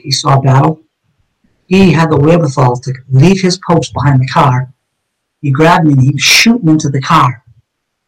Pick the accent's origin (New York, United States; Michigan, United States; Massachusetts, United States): Massachusetts, United States; Somerville; on Rush Street, where I grew up in East Summerville, with all my childhood friends